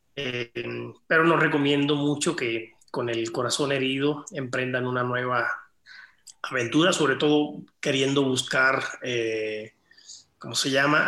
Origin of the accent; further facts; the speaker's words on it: Cuba; moved away; el lugar de origen donde yo nací, que es Cuba